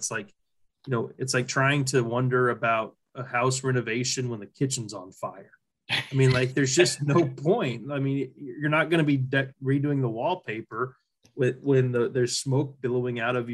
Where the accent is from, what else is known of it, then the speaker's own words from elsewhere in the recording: Sedalia, Missouri, United States; growing up in Sedalia, Missouri